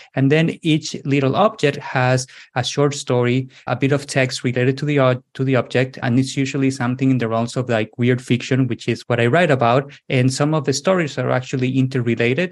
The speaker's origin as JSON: {"language": "English", "region": "southwest Spain", "country": "Spain", "tie": "born or raised there", "also_born_or_lived": "United States / Lisbon area, Portugal", "second_language": "English", "moved": "as an adult", "said": "So I'm originally from Spain. I was born in the southwest of Spain, but then I moved to the United States in my early 20s."}